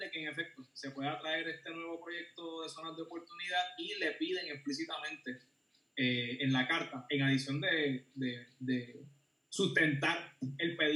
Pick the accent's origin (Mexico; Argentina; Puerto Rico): Puerto Rico; Somos, eh, somos un territorio no incorporado, somos ciudadanos americanos